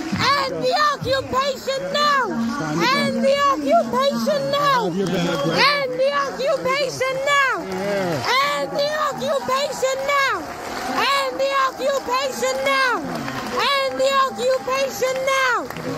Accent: Iraq; now in United States; I'm an Iraqi refugee

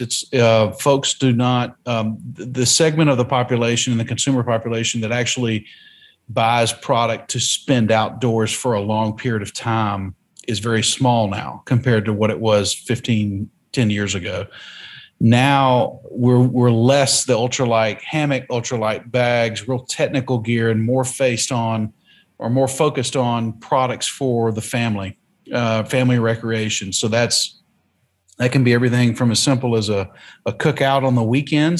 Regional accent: North Carolina, United States; also born or lived in Hong Kong; now in Alamo, Tennessee, United States; the community I was raised in in North Carolina was very similar to the communities we have here in West Tennessee

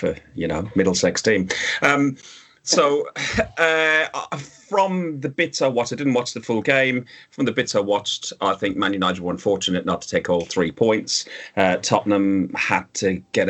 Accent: Ireland; I'm Irish

